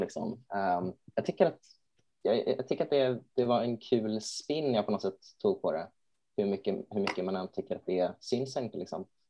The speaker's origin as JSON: {"language": "Swedish", "town": "Borås", "region": "Västra Götaland", "country": "Sweden", "said": "jag är ju från Borås"}